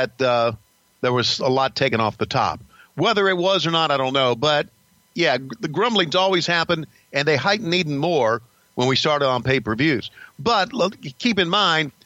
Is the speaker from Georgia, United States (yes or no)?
yes; Marietta, Georgia, United States; my hometown of Marietta, Georgia